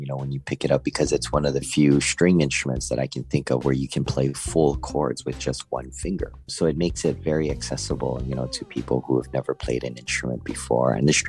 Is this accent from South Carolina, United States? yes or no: no; Honolulu, Hawaii, United States; I was born and raised in Honolulu, Hawaii, and my mom played from the time she was a kid.